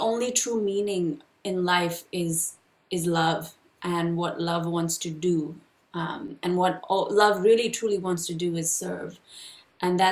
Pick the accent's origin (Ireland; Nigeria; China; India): India; I was born and raised in India